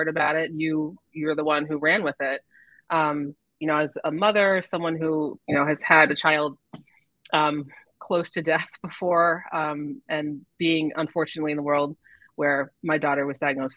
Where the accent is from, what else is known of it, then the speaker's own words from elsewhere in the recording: Andover, Massachusetts, United States; also born or lived in Methuen; I'm from Merrimack Valley, grew up in Andover